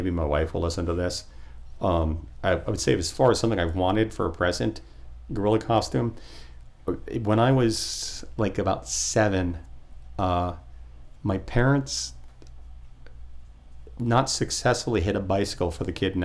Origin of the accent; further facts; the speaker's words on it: Port St. Lucie, Florida, United States; also born or lived in New Jersey; When I was a kid, I grew up in Port St. Lucie